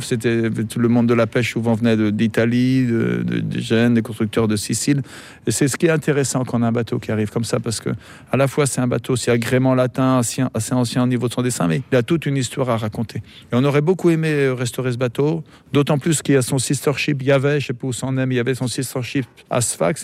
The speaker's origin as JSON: {"language": "French", "region": "Brittany", "country": "France", "moved": "as an adult", "lives_now": "Brest, France", "said": "je viens du Morbihan"}